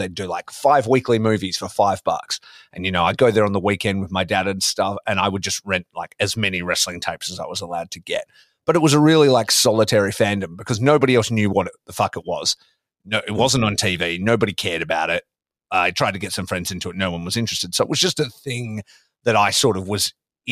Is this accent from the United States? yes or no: no; Australia; growing up in Australia